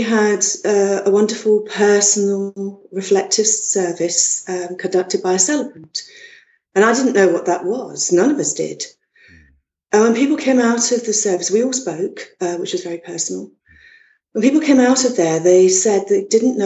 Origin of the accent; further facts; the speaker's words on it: London, United Kingdom; moved away as an adult; also born or lived in Bristol; now in Warsash, United Kingdom; I was born in London, brought up in London